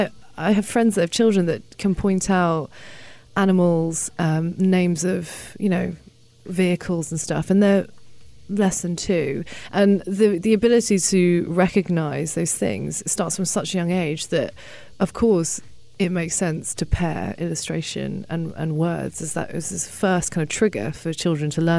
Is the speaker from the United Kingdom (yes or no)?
yes; United Kingdom; I grew up in the UK, and I'm not English. I mean, my parents came from China